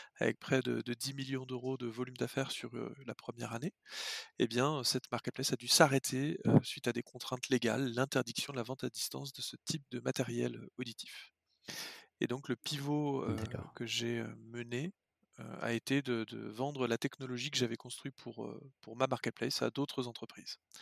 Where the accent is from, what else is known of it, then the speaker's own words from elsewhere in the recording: Lyon, Auvergne-Rhône-Alpes, France; moved away as an adult; also born or lived in western France; je suis lyonnais.